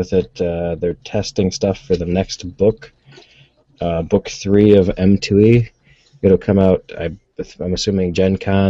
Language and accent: English; United States; we're both American